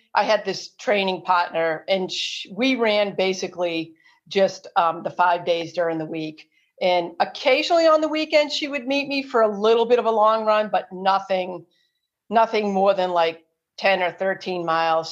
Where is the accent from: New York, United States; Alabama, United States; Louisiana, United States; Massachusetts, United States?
Massachusetts, United States; Marlborough; Marlboro, that, that's my hometown where I live